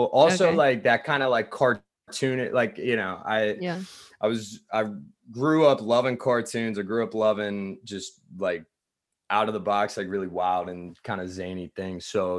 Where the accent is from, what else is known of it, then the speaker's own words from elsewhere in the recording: Virginia, United States; Okay, I grew up in Loudoun County, Virginia. So like right in the north. Cool. So yeah, so I'm from Northern Virginia.